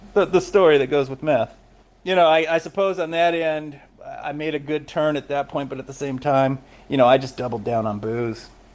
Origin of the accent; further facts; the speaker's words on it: Los Angeles, California, United States; I was born in Los Angeles